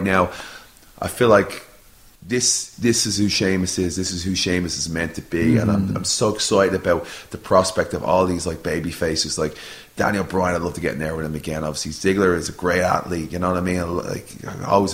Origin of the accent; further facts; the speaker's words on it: Ireland; moved away; I'm an Irish fella